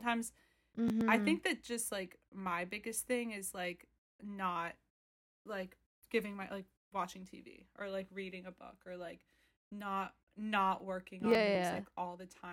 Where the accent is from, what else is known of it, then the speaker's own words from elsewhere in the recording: Philadelphia, Pennsylvania, United States; moved away as an adult; now in New York, United States; I was born and raised in Philadelphia.